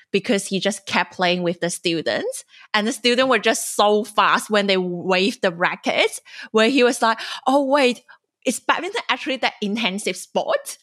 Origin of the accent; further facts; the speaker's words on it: China; moved away as an adult; now in Sydney, Australia; I'm a journalist and former Chinese international student